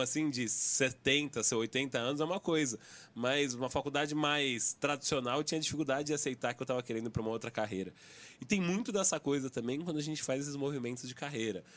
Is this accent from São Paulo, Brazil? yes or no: yes; São Paulo, Brazil; accent: paulista; Único paulista. Então, meu sotaque tá. tá assim, o pior da mesa aqui, o mais anasalado